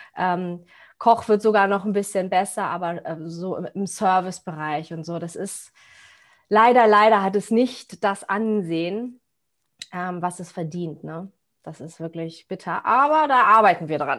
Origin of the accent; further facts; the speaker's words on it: Cuxhaven, Lower Saxony, Germany; ich komme aus Cuxhaven